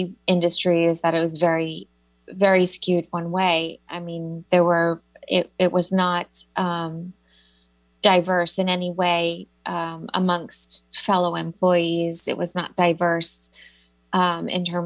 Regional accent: New York City, New York, United States; I'm such a New Yorker

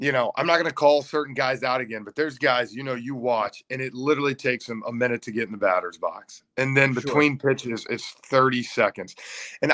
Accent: Atlanta, Georgia, United States; I'm from Atlanta

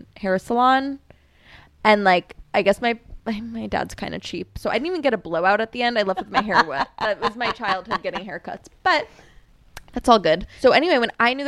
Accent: Long Island, New York, United States; moved away as an adult; now in Brooklyn, United States; I moved to Brooklyn from Long Island when I was 19

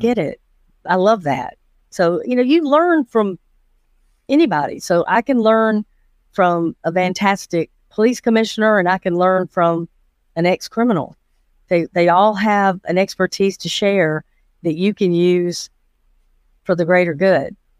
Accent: Atlanta, Georgia, United States; I was born in Atlanta, Georgia. Uh, grew up in Fulton County my entire life

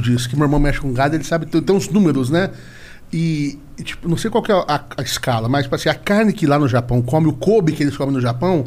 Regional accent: Paraná, Brazil; also born or lived in São Paulo; eu também fui criado no Paraná

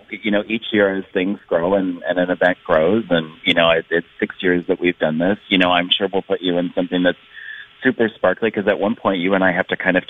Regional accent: Minnesota, United States; I'm from St. Paul to Minneapolis. I mean, I'm all over the Twin Cities.

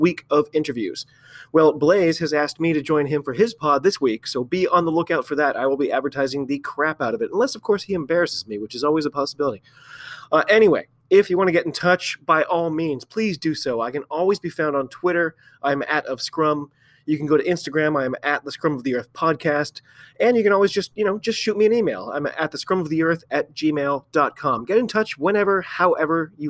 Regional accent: United States; I'm an American rugby fan

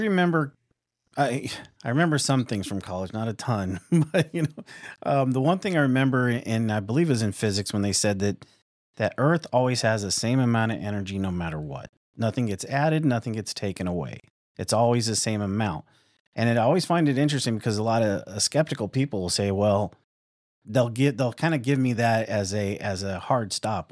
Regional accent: Tucson, Arizona, United States; moved away; also born or lived in Midwest; I'm from Tucson, Arizona.

